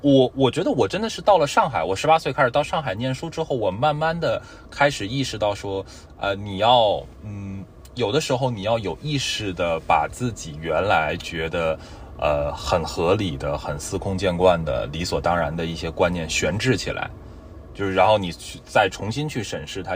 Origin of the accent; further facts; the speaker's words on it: Tianjin, China; now in Shanghai, China; 我是天津人